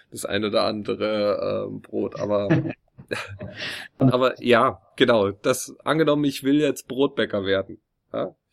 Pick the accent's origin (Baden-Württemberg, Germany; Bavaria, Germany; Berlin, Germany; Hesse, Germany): Bavaria, Germany; Munich; wenn ich dann sage Deutschland, dann fragt er mich, ähm, woher aus Deutschland? Dann sage ich, oh, südlicher Teil, Munich, Bavaria.